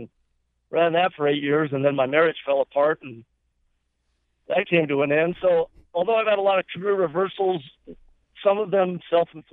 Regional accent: Buena Vista, Colorado, United States; I'm from Buena Vista

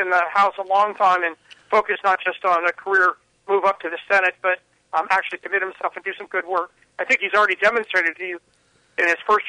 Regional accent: Orange County, Southern California, United States; moved away; I grew up in Southern California, Orange County, went to elementary school at St. Cecilia's

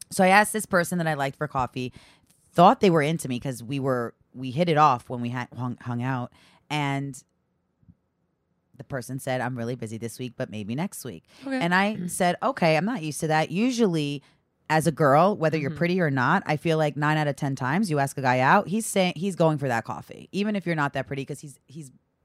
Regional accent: Great Neck, New York, United States; I'm from Great Neck, Long Island.

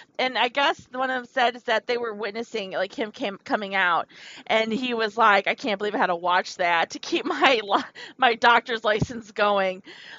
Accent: Wisconsin, United States; If you guys don't know me, I came from Wisconsin. It's where my ancestors are from. That's where my family's from.

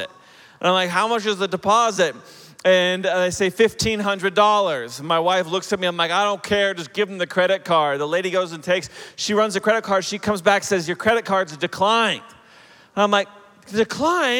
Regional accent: Oklahoma City, Oklahoma, United States; also born or lived in Chicago area / Denver area; now in Denver, United States; I'm originally from Oklahoma. I grew up in Oklahoma City

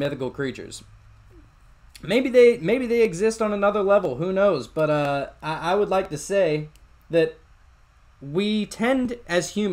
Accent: Pennsylvania, United States; moved away; I'm originally from Pennsylvania

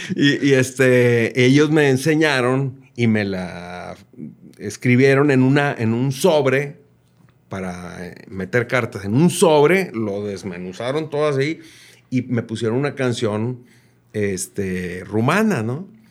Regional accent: Mexico; now in Nuevo León, Mexico; somos mexicanos todos.

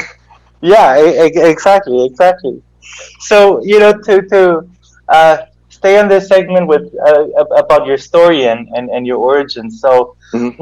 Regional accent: Germany; now in Guatemala; I was born here in Guatemala and I grew up in Germany.

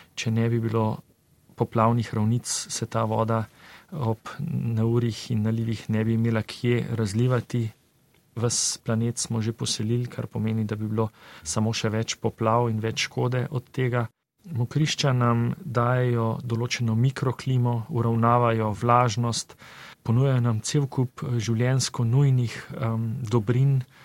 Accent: Slovenia

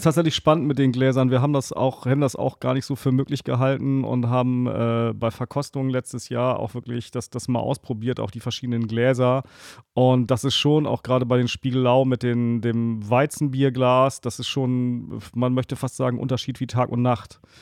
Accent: Northern Germany, Germany; bei uns in Norddeutschland

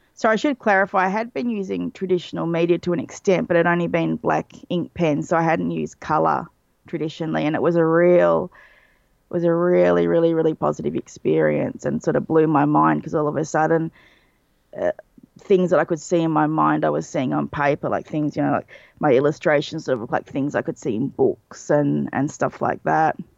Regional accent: Australia; being Australian, I grew up on a diet of U K and U S cartoons

